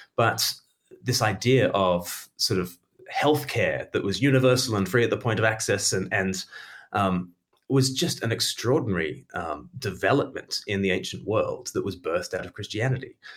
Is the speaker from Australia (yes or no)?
yes; Australia; now in United Kingdom; I grew up in Australia